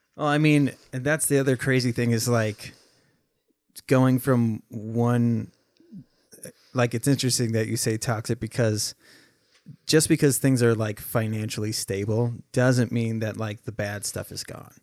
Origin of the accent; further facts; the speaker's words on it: Minnesota, United States; also born or lived in Oregon; growing up, uh, we moved from Oregon to Minnesota